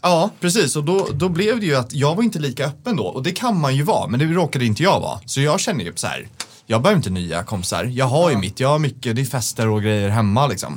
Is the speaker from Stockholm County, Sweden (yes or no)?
yes; Stockholm, Stockholm County, Sweden; som är från Stockholm